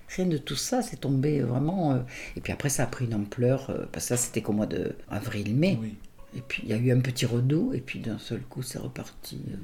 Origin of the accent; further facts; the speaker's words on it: Nice, Provence-Alpes-Côte d'Azur, France; moved away as an adult; now in Arville, France; je suis de Nice, je suis d'une famille de Nice